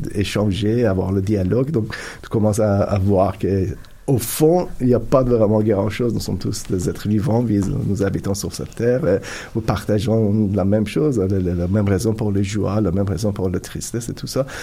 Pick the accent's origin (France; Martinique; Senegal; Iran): Iran; French is a second language; moved away as an adult; also born or lived in Turkey / Italy; now in Canada; j'ai grandi en Iran